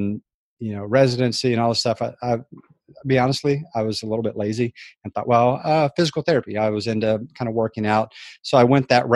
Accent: San Antonio, Texas, United States; I grew up in San Antonio, Texas

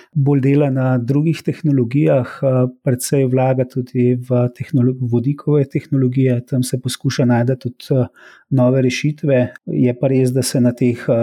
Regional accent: Slovenia; Slovenci smo

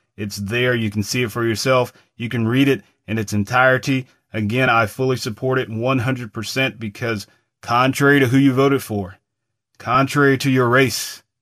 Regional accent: United States; as an American

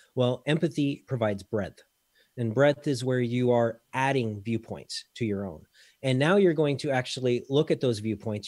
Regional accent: Colorado, United States; moved away as an adult; now in Belgium; Colorado-ish is where I call home

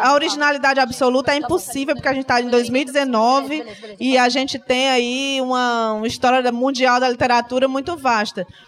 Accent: Fortaleza, Ceará, Brazil; real oficial eu sou de Fortaleza. Do Ceará

